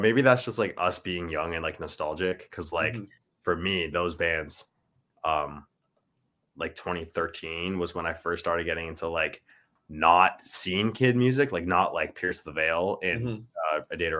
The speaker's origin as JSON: {"language": "English", "region": "Ontario", "country": "Canada", "said": "like not a lot of people in Ontario, like I feel know we're even from Ontario"}